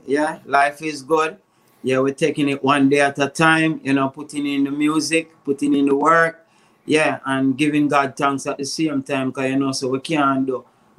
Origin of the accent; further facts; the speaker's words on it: Spanish Town, Saint Catherine, Jamaica; also born or lived in Grandspan Avenue; I grew up, I originally from Grandspan Avenue, and then, you know, I moved to Spanish Town. I spent, you know, most of my life in Spanish Town.